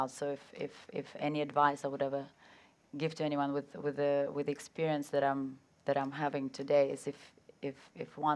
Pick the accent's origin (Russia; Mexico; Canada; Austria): Russia; born there; also born or lived in England; Actually, I was born in Russia, um, and then I was educated in England.